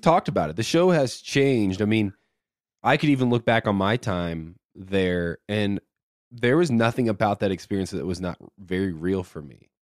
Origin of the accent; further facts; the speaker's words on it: Indiana, United States; I'm from Indiana.